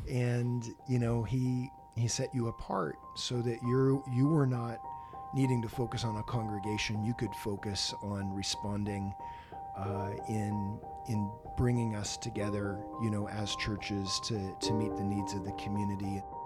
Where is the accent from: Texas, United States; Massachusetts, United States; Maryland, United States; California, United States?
California, United States; Santa Rosa; also born or lived in Los Angeles, California; I was born and raised in Santa Rosa, California, up in Sonoma County